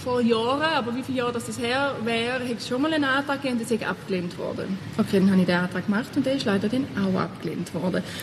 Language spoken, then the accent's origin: German; Thurgau, Switzerland; also born or lived in Basel; Ich komme nicht von Basel, was man ja mit dem Dialekt auch angehört. Und das heisst, ich komme äh, aus dem Thurgau. Meine Mutter hat immer kompostiert, obwohl wir nicht jetzt ultraländlich aufgewachsen sind.